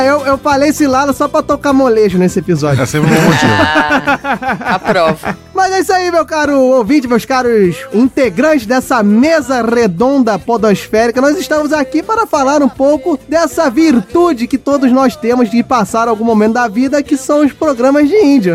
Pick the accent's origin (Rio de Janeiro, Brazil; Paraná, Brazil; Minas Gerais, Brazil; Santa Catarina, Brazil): Rio de Janeiro, Brazil; eu sou carioca